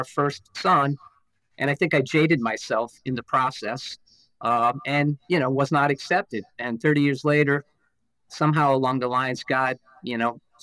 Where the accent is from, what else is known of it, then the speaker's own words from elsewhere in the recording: Stratford, Connecticut, United States; I grew up in the Holy Name area, went to Holy Name School